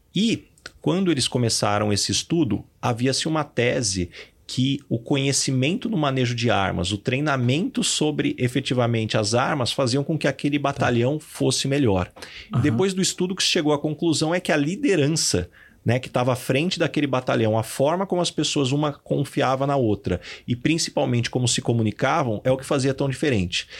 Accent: São José do Rio Preto, São Paulo, Brazil; moved away as an adult; now in São Paulo, Brazil; Eu sou de São José do Rio Preto

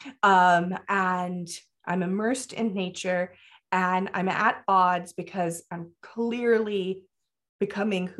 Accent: Florida, United States; I grew up in Florida.

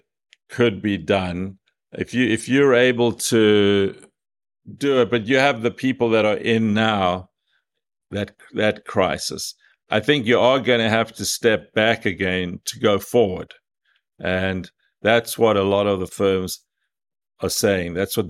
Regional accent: South Africa; moved away as an adult; now in United States; Now, I came from South Africa 35 years ago to America.

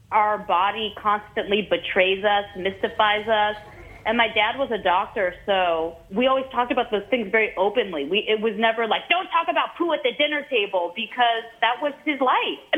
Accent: San Francisco, California, United States; when I warmed up for my special in my hometown, San Francisco, I did four shows at this comedy club that was a 400 seater

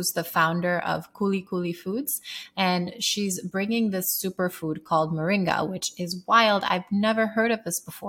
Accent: Sierra Leone; So I grew up in Sierra Leone, West Africa. I'm half Sierra Leonean.

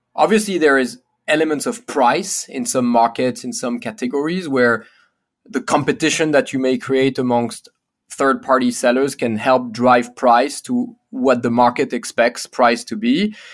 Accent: Paris, Île-de-France, France; born or raised there; English is a second language; moved away as an adult; also born or lived in United States

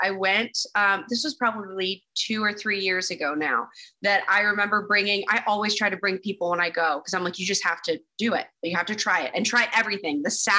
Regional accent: Dallas, Texas, United States; moved away as an adult; now in Los Angeles, United States; getting out of Dallas was like good for me because I just knew that I wanted to do this with my life, and Dallas was not really the place that was conducive to what I wanted to do.

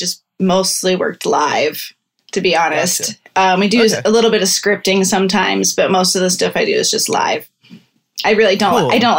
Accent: Iowa, United States; now in Pittsburgh, United States; I'm actually from Iowa.

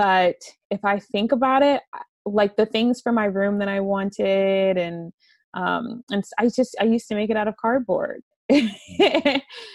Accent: St. Louis, Missouri, United States; I grew up in the suburbs of St. Louis

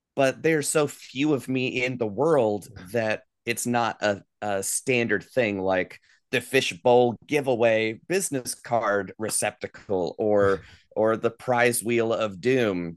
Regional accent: Asheville, North Carolina, United States; I grew up here in Asheville, North Carolina, before going off on the road for twenty years and moving back where I live now.

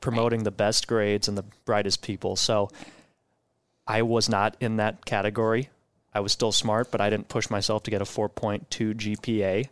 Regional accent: Omaha, Nebraska, United States; also born or lived in Riyadh, Saudi Arabia; we came back to Omaha and have been in Elkhorn Public Schools through all my schooling and went to college at U N O.

